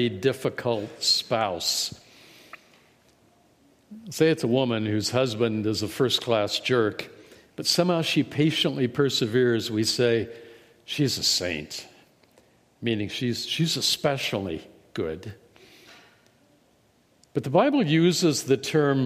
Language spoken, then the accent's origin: English; Indiana, United States; moved away; my home state of Indiana